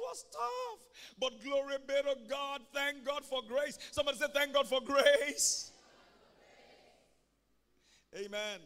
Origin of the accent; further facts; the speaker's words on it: Ibadan, Oyo, Nigeria; When I was growing up in Mokola, we used to go early in the morning to go and fetch water from the well